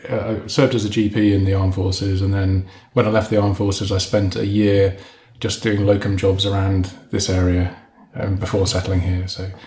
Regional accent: Birmingham, West Midlands, United Kingdom; Believe it or not, I'm actually a Brummie.

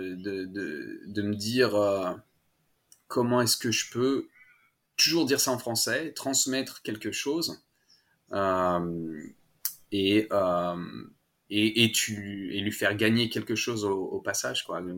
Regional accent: Annecy, Auvergne-Rhône-Alpes, France; first language French; moved away as an adult; also born or lived in Paris; now in Melbourne, Australia; je viens d'Annecy, de, des Alpes. Euh, pas loin de la mm. Suisse, euh, pour ceux qui connaissent pas trop la France. Euh, et j'ai grandi là-bas. Je suis né à Paris et quand j'avais à peu près 5 ans, mes parents ont déménagé dans les Alpes

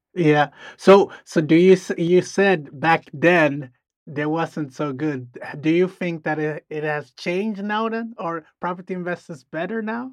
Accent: Sweden; we're from Sweden.

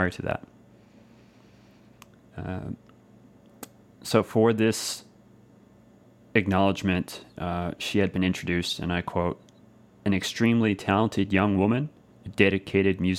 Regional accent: Clarenville, Newfoundland and Labrador, Canada; Clarenville, Newfoundland, Canada, of course, my hometown

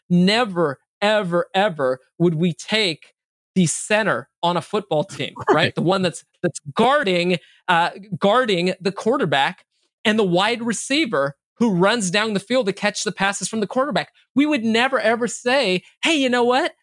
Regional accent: Bay Area, California, United States; first language English; also born or lived in Minneapolis, Minnesota / Sacramento, California; I actually grew up in California

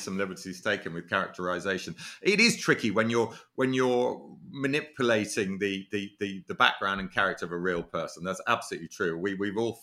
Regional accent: Monmouthshire, Wales, United Kingdom; I was actually born and brought up in Monmouthshire

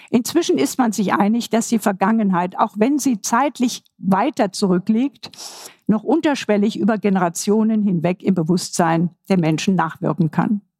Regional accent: Vienna, Austria; Ich verweise hier mal als ein Wiener, als eine Wiener Referenz auf das Denkmal von Dr. Karl Lueger.

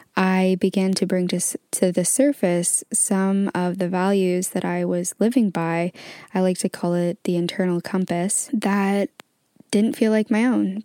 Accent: Canada; now in England; I am currently actually located in England, but I'm originally from Canada.

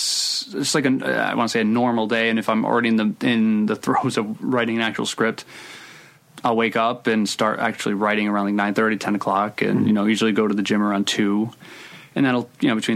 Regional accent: Providence, Rhode Island, United States; born or raised there

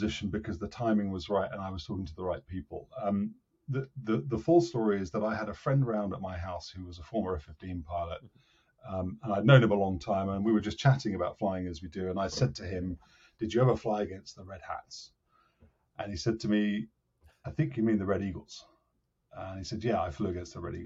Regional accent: Cambridge, East of England, United Kingdom; I come from Cambridge in the UK, so where I live with my family

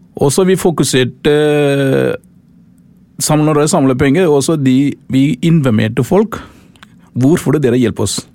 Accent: Sri Lanka; Norwegian is a second language; now in Oslo, Norway; Jeg kommer fra Sri Lanka, faktisk. Jeg er tamil

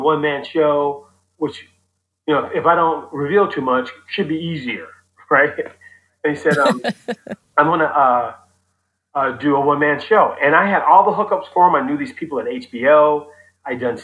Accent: Oakland, California, United States; I grew up in Oakland in the 70s

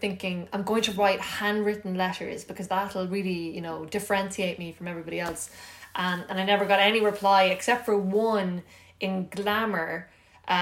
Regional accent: Ireland; moved away as an adult; also born or lived in New York; I was from Ireland

